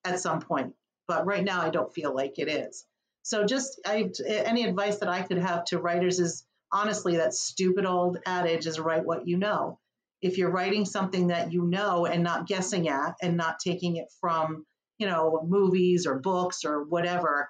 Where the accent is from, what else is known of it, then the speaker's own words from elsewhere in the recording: Wyckoff, New Jersey, United States; moved away as an adult; also born or lived in Paterson, New Jersey; now in Connecticut, United States; raised in Wyckoff